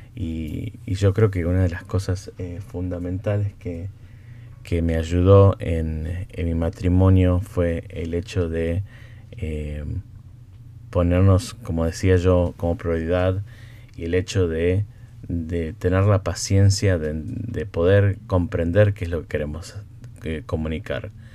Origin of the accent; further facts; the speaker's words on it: Buenos Aires, Argentina; first language Spanish; now in United States; mi esposa es de acá de Estados Unidos, yo soy de Argentina